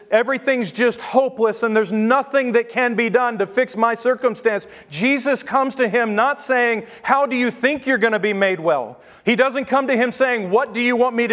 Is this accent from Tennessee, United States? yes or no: yes; Tennessee, United States; moved away; The spiritual diet in Texas is a lot like what I grew up under in Tennessee